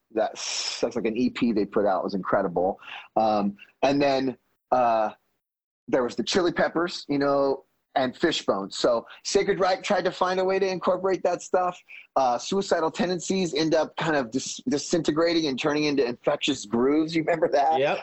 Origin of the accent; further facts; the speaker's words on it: Fresno, California, United States; we are from Fresno